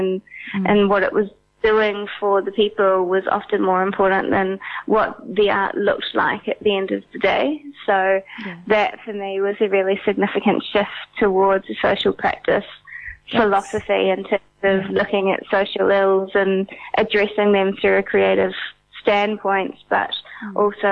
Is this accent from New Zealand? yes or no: yes; Auckland, New Zealand; also born or lived in India; I'm from Auckland, New Zealand originally, but I am on a residency in Bangkok at the moment.